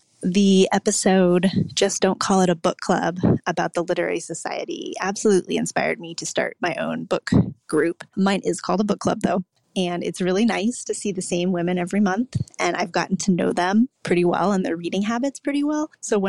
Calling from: Florida, United States; I'm calling from South Florida.

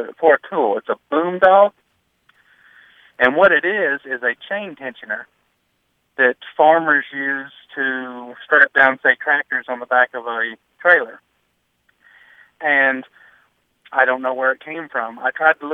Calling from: Glasgow, Kentucky, United States; I'm calling from Glasgow, Kentucky.

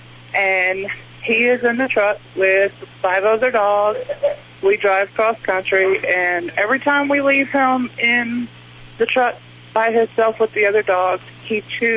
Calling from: El Paso, Texas, United States; I'm in El Paso today.

